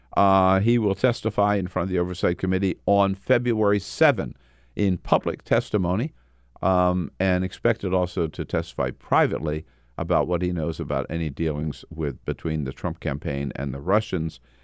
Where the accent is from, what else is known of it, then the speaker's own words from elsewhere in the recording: Delaware, United States; now in Washington, D.C., United States; growing up in Delaware